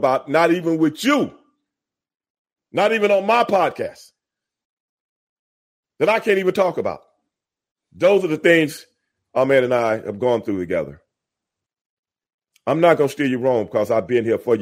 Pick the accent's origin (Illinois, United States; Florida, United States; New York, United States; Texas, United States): Texas, United States; Houston; accent: African-American vernacular; my African-American vernacular growing up in Southeast Houston